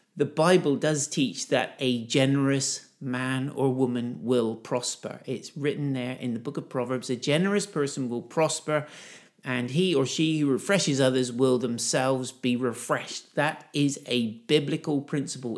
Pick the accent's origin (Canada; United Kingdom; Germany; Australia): United Kingdom; I'm a Brit.